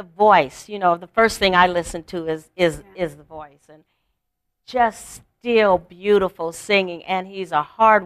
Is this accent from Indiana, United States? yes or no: yes; Gary, Indiana, United States; moved away; I grew up in Gary, Indiana